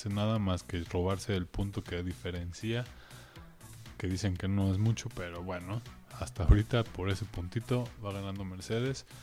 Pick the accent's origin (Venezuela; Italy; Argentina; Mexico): Mexico; como mexicanos la disfrutamos mucho más cuando estuvo ahí